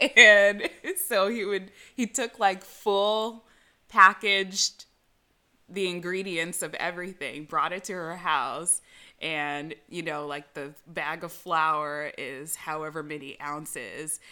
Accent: California, United States; I'm from California.

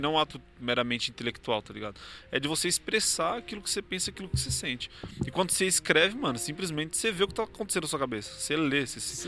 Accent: São Paulo, Brazil; Eu sou da Zona Sul

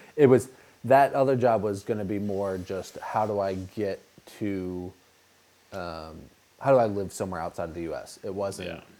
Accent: United States; moved away as an adult; now in Albania

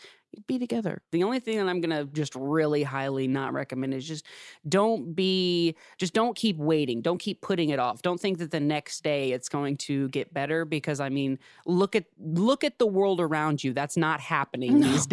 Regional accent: Ohio, United States; now in Los Angeles, United States; I'm from Ohio and I moved out to Los Angeles

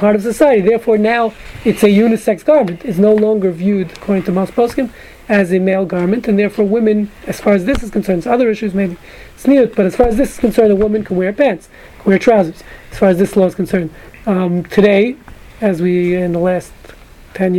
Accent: New York City, New York, United States; moved away; I grew up in Brooklyn

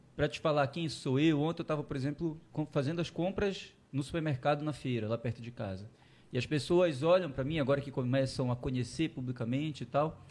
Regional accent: Belém, Pará, Brazil; De Belém, tá. de Belém. Nascido e criado na Marambaia, ali perto do canal Água Cristal.

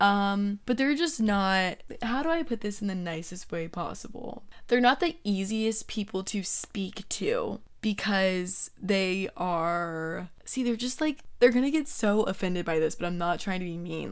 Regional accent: Georgia, United States; moved away as an adult; now in Florida, United States; my whole life, I was raised in Georgia, and it's my hometown

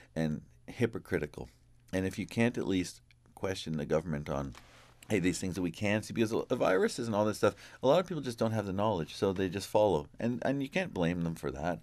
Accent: Ontario, Canada; in my hometown

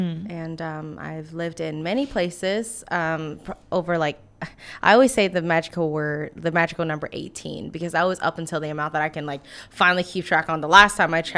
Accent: Washington, District of Columbia, United States; now in Savannah, United States; We live in Savannah, but I'm from Washington, D.C. originally.

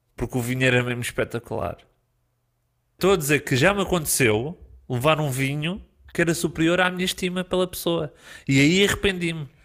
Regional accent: Portugal; Nós somos portugueses

